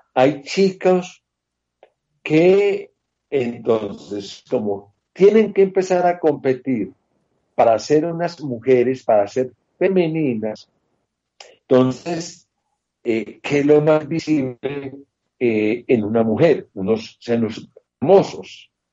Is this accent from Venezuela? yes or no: no; Colombia; mi tierra colombiana